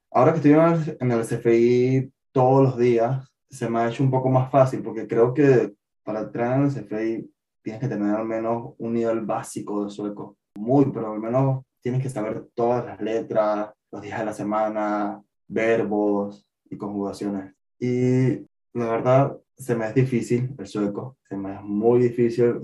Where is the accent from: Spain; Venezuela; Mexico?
Venezuela; moved away as an adult; now in Sweden; como ya se dijo. Eh, soy de Venezuela. Actualmente tengo dos años viviendo en Suecia.